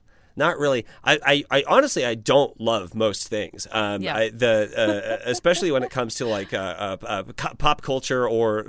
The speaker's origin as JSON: {"language": "English", "region": "Midwest", "country": "United States", "said": "I am from the Midwest."}